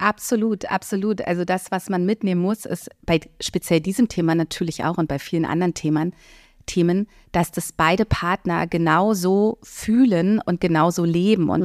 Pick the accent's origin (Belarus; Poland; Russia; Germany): Germany; Berlin; ich bin in Berlin-Mitte aufgewachsen